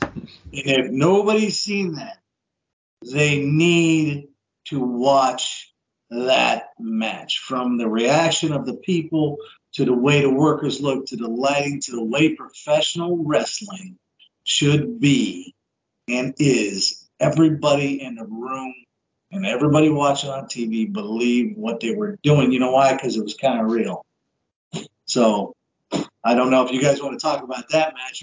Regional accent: Columbus, Ohio, United States; that's where I grew up

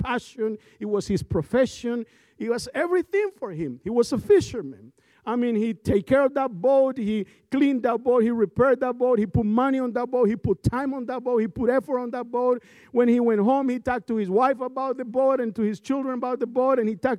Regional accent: Colombia; moved away; I'm from Colombia, South America

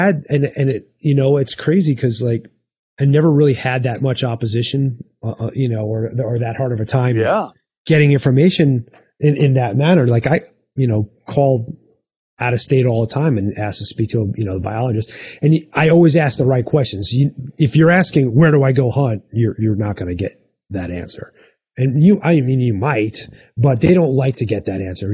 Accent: Arizona, United States; in my home state, if I draw an elk tag here in Arizona

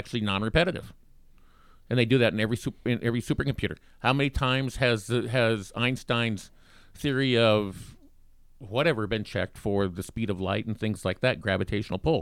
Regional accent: Bighorn, United States; moved away; also born or lived in Minnesota / Kansas; I grew up in Bighorn

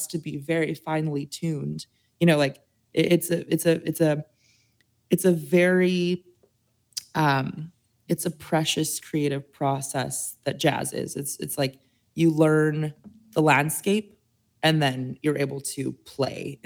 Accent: Las Cruces, New Mexico, United States; also born or lived in Santa Fe, New Mexico; I'm a New Mexico native, so I was born in Las Cruces, which is more south, and Santa Fe is in the north.

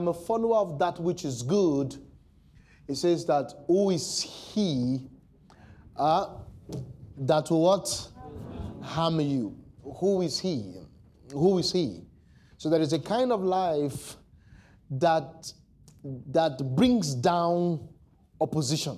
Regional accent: Nigeria; as a Nigerian

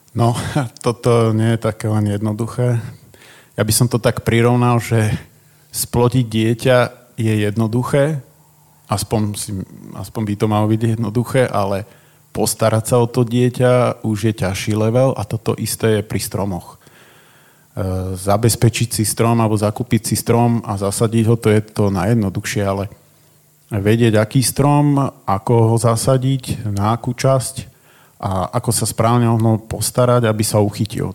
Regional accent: Trnava, Trnava Region, Slovakia; u nás v Trnave

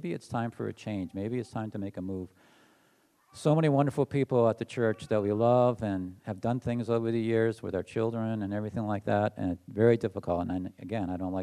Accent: New Hampshire, United States; also born or lived in Massachusetts; I moved from Massachusetts to New Hampshire when I was 8 years old

